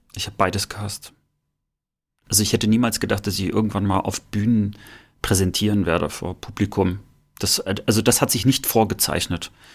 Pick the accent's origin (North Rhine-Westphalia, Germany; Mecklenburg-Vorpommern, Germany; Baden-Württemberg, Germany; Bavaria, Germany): Mecklenburg-Vorpommern, Germany; Rostock; bei uns in Rostock waren auch dänische Sender auch zu hören